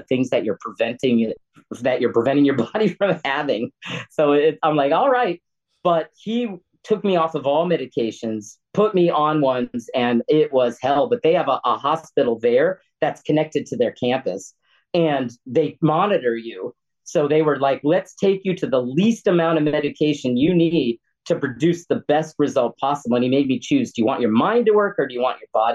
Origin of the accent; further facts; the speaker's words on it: United States; what I grew up with in America